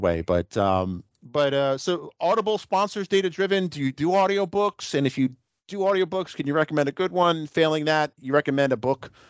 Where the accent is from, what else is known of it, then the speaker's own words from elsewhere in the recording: New York City, New York, United States; I grew up in New York City that has its own unique flavor too